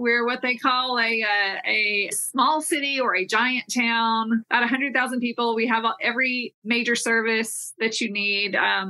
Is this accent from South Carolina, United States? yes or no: no; Texas, United States; And so I am a Texan. It's home, but I've hit different parts of the country.